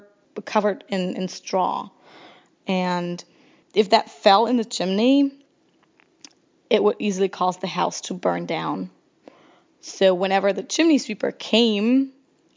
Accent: near Frankfurt, Hesse, Germany; I grew up near Frankfurt, Germany.

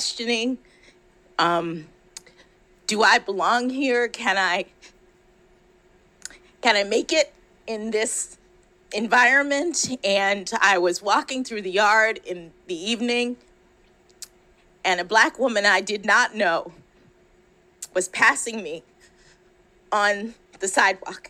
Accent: Miami, Florida, United States; moved away as an adult; I'm from Miami, Florida

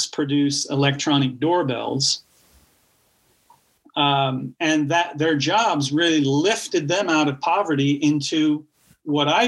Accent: Clermont County, Ohio, United States; moved away; also born or lived in England; my childhood in Southern Ohio, rural Ohio, growing up in Claremont County

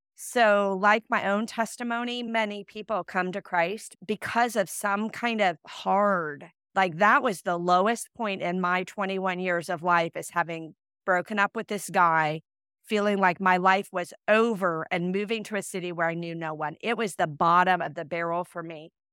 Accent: Iowa, United States; moved away as an adult; also born or lived in Illinois / Saint Louis; I'm from Iowa, I was going to school in Illinois

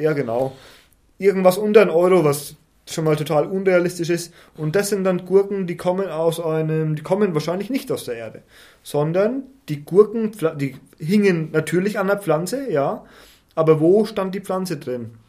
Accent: Schwarzach am Main, Bavaria, Germany; Ich komme aus einem schönen ländlichen Ort namens Schwarzach. Da gibt es diese ganz berühmte Benediktiner, Benediktinerabtei

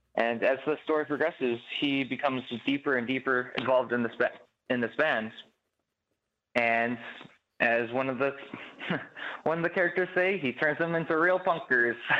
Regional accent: Chicago, Illinois, United States; I grew up in Chicago

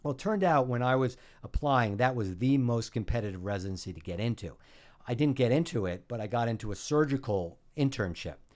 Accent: New Haven, Connecticut, United States; moved away as an adult; also born or lived in Geneva, New York / Bronx, New York; now in Rockland County, United States; I grew up in New Haven, Connecticut

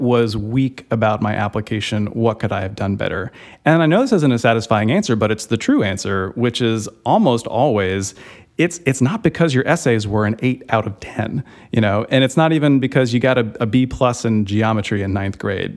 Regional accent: suburbs of Georgia, United States; I'm from the suburbs of Georgia

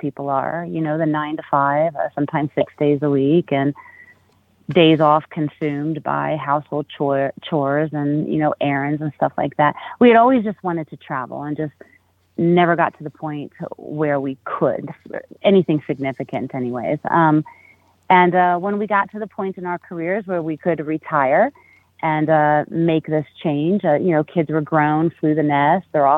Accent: Chicago, Illinois, United States; moved away; also born or lived in South Carolina; originally from Chicago, Illinois

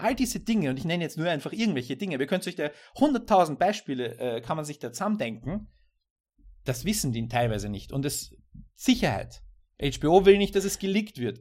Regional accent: Austria; als Österreicher

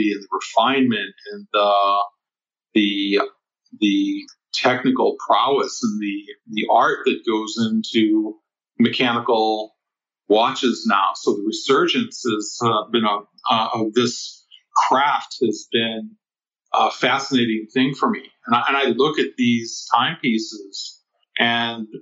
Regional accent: United States; growing up in the United States

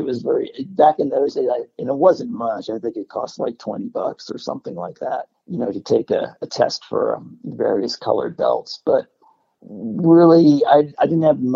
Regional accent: New Jersey, United States; moved away; I grew up in New Jersey

